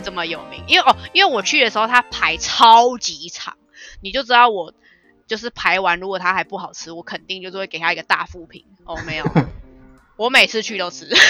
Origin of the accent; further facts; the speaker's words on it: Taipei, Taiwan; 我们台北人